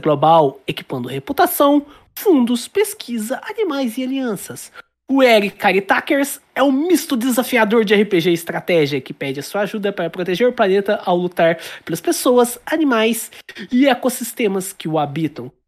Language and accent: Portuguese; Brazil; eu sou brasileiro